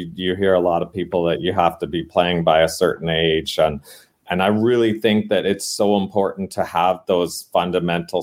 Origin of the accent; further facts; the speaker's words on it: Canada; now in San Diego, United States; I grew up in Canada